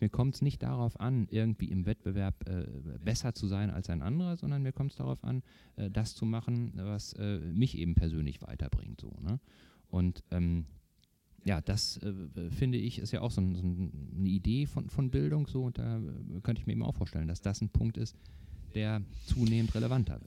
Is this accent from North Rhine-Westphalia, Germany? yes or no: yes; North Rhine-Westphalia, Germany; now in Eckernförde, Germany; Ursprünglich komme ich aus Nordrhein-Westfalen, bin dann aber ähm, Anfang der 90er Jahre von dort weg und hier in den Norden